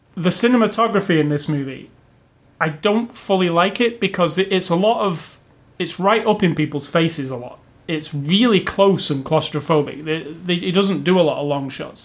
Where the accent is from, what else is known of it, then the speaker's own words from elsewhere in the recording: England, United Kingdom; me as an Englishman